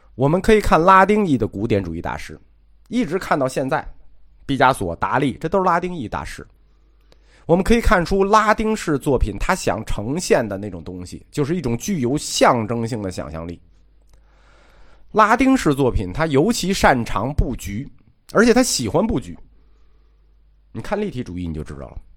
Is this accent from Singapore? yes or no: no; China; 我们中国人，无论走到哪里，都带有一种中国式的审美情趣